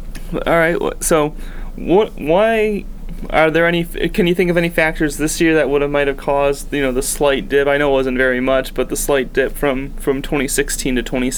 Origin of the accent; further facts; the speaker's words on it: Michigan, United States; now in Tulsa, United States; I grew up in Michigan